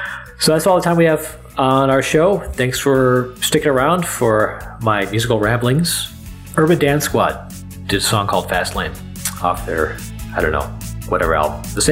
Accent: Minneapolis, Minnesota, United States; No, I'm from Minneapolis.

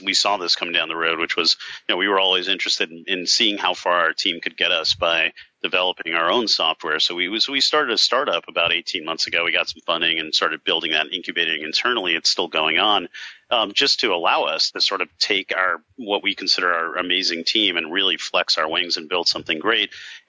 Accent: South Africa; In fact, I'm from South Africa originally, so I've thought about potentially taking things over there because they're about 4 years behind us.

